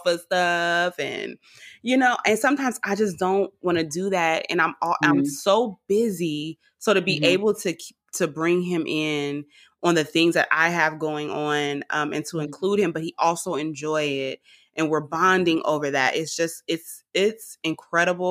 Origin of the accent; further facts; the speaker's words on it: Richmond, California, United States; I'm from Richmond, California